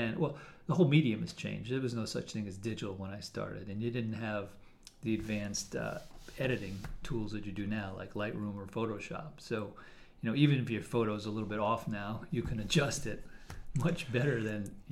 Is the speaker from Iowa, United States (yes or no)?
no; Westchester, New York, United States; moved away as an adult; now in Connecticut, United States; I grew up in New York in Westchester area and moved to Connecticut about 20 years ago